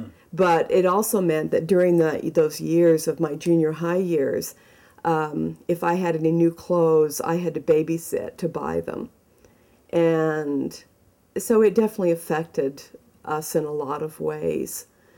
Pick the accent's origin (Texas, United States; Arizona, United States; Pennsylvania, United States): Arizona, United States; Mesa; being in Utah, growing up in Arizona, in Mesa, as an LDS person, as a Mormon